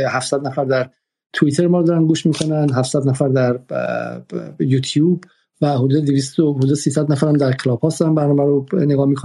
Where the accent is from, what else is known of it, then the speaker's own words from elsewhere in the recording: Iran; now in Paris, France; به این علت که ما در پاریس از ایران هستیم و حق نداریم که واقعا در مورد مسائل داخلی مطرح وارد شیم